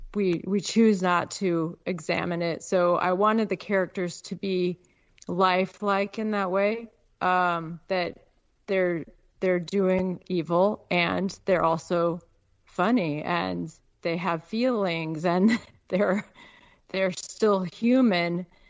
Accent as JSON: {"language": "English", "town": "Peoria", "region": "Illinois", "country": "United States", "tie": "born or raised there", "also_born_or_lived": "Chicago, Illinois / Alaska", "moved": "as an adult", "lives_now": "Nevada, United States", "said": "I was born in Chicago. I grew up in Peoria, and uh, then I went to college on the East Coast"}